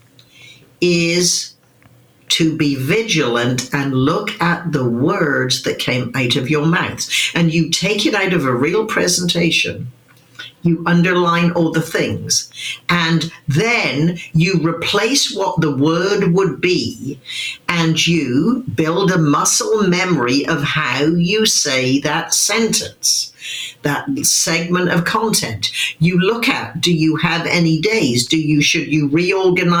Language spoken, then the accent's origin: English; Wimborne, South West England, United Kingdom; moved away; a little girl growing up in Wimborne, Dorset